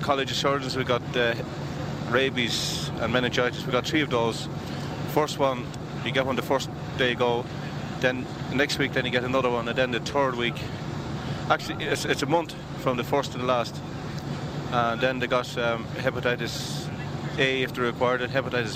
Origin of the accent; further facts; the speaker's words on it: Mallow, Munster, Ireland; I'm from Mallow myself.